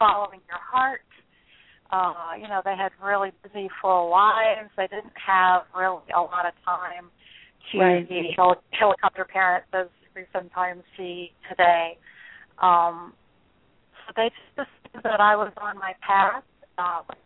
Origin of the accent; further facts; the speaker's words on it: Nashville, Tennessee, United States; moved away as an adult; also born or lived in northern Wyoming; I grew up in Nashville as one of five children, a minister's daughter.